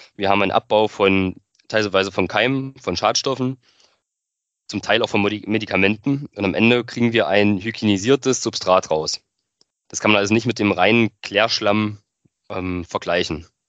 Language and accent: German; northern Thuringia, Germany; also born or lived in Weimar; wollte mich dann aber wieder so in meiner Heimat zurück orientieren im Norden von Thüringen